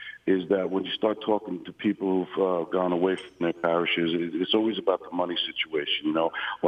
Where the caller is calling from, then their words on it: New Jersey, United States; New Jersey.